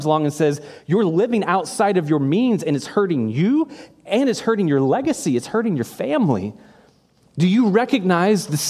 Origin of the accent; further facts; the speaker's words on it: United States; as an American